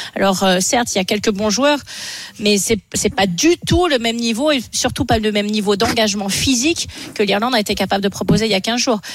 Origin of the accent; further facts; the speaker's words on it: France; chez nous en France